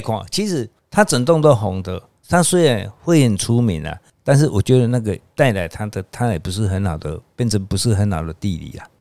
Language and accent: Chinese; Taiwan; 我是台湾人